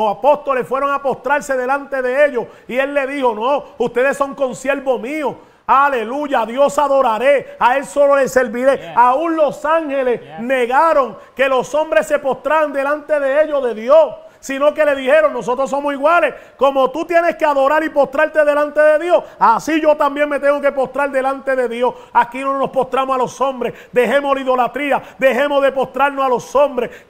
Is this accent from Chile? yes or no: no; Puerto Rico; aquí, está el puertorriqueño